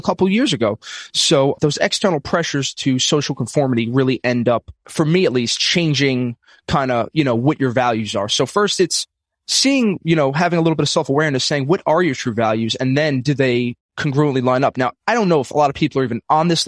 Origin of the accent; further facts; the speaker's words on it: New York City, New York, United States; I'm from Brooklyn, New York, old school Italian family